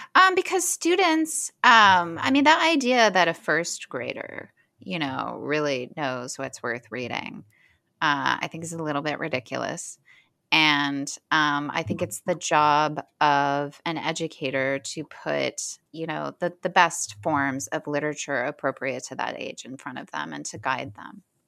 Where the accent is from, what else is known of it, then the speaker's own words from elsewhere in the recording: Hamilton, Ohio, United States; moved away; Middletown is about eight minutes from my hometown, Hamilton, and it's basically the same place.